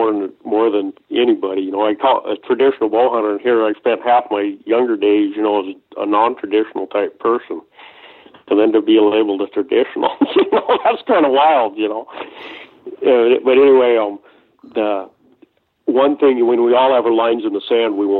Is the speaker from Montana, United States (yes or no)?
yes; Montana, United States; moved away; also born or lived in Iowa; I'm from Montana